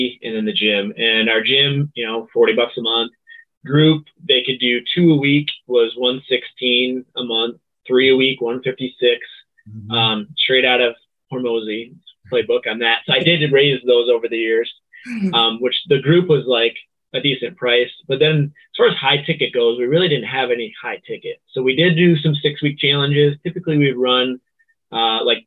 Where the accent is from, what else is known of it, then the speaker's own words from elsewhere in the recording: Sandusky, Michigan, United States; my hometown